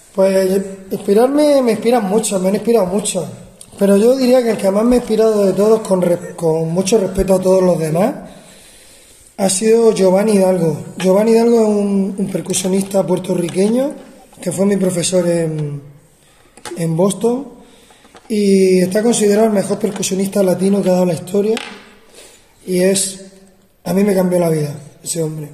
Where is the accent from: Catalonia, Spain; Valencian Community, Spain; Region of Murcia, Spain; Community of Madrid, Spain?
Region of Murcia, Spain; Murcia; yo soy de Murcia y estudié de niño, estudié en el conservatorio